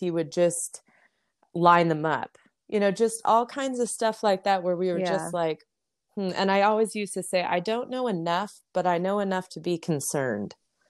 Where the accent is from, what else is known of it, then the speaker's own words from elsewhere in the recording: Las Vegas, Nevada, United States; growing up in Las Vegas, I think you could be out 24/7 for 3 months and still never see anybody you knew, because it was just such a big town.